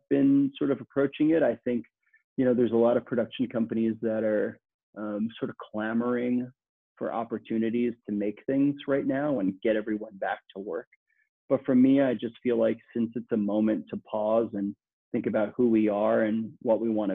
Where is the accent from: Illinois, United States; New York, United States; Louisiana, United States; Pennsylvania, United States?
New York, United States; New York City; I'm born and raised in Queens, New York